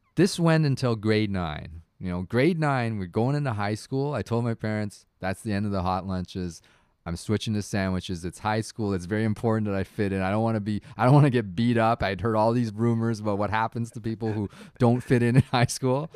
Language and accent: English; Toronto, Ontario, Canada; growing up in Toronto, like, I was a child of, like, first generation immigrants